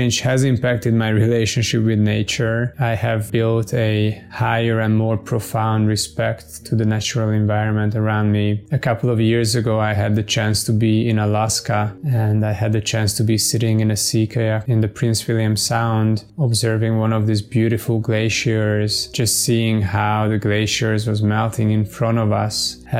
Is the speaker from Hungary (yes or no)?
yes; Hungary; now in Taiwan; I'm from Hungary, currently living in Taiwan